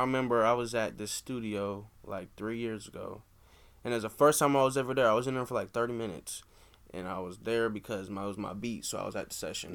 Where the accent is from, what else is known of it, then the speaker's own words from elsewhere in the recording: Des Moines, Iowa, United States; we're from Des Moines